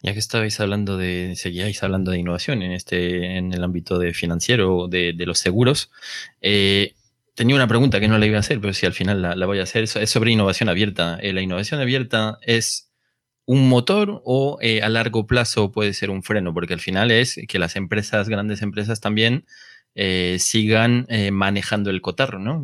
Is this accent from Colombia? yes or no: no; Villalba de los Alcores, Castile and León, Spain; also born or lived in Brazil / France; now in Madrid, Spain; yo de un pueblo que se llama Villalba Los Alcores, después de Bucientes, eh, y Gales, por esta zona